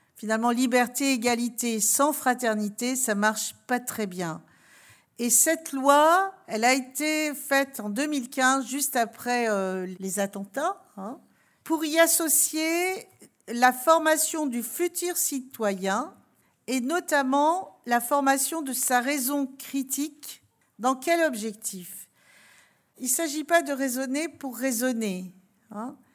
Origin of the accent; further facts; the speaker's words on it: Alsace, Grand Est, France; je viens d'Alsace